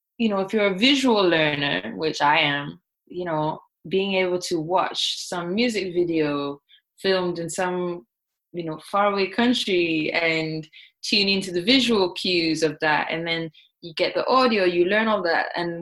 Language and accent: English; Barbados; first language Thai; English is a second language; also born or lived in Bangkok, Thailand; I was born in Bangkok, so I spoke Thai first, but then I forgot it because we moved to Barbados, which is where I guess I learned English.